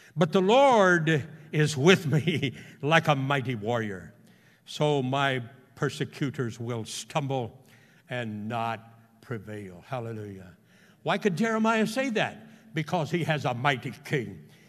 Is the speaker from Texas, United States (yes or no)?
yes; Houston, Texas, United States; he and I grew up together in Houston